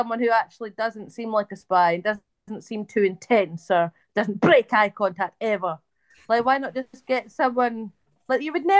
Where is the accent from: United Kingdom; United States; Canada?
United Kingdom; Scotland; I tell people I'm Scottish. I don't, I would never ever say I was British, not in a million years.